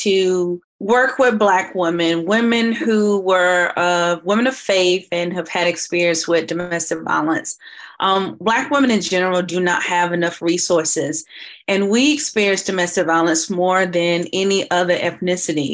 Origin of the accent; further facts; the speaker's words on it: Kinston, North Carolina, United States; now in Raleigh, United States; Originally from Kinston, North Carolina, to put a 252